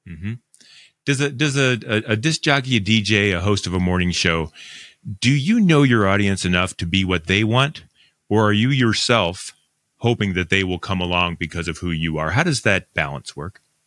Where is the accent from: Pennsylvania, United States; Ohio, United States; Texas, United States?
Ohio, United States; Northern; I grew up in Northern Ohio